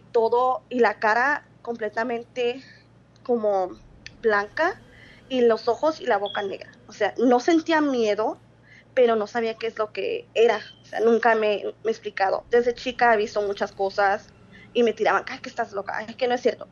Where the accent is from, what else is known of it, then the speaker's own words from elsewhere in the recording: Sonora, Mexico; now in Phoenix, United States; soy de Agua Sonora, pero vivo en Phoenix, Arizona